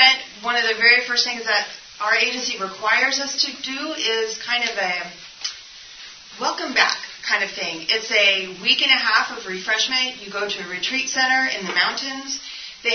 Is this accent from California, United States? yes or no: yes; California, United States; moved away; we're from California.